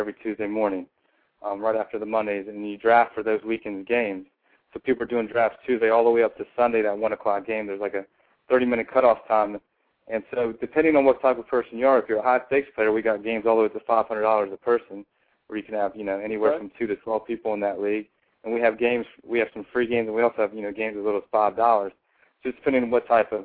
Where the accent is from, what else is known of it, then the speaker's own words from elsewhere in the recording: Washington, District of Columbia, United States; also born or lived in Huntington Beach, California; I'm actually from the Washington, D.C. area